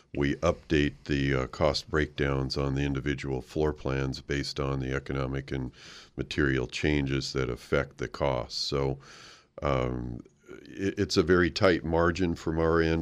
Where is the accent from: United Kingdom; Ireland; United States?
United States; Oregon; moved away; I grew up in Oregon